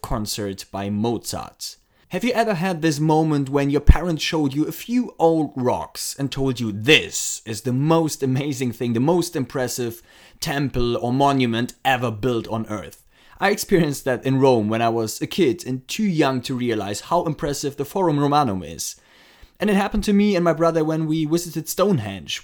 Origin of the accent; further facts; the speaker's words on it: Frankfurt, Hesse, Germany; my hometown, Frankfurt